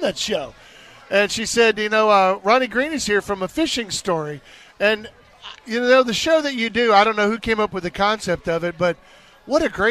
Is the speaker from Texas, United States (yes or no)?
yes; Tomball, Texas, United States; also born or lived in Louisiana; I grew up in Tomball, which is northeast part